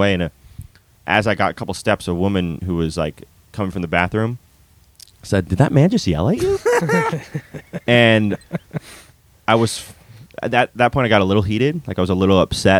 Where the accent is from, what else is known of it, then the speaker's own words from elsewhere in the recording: California, United States; I'm from California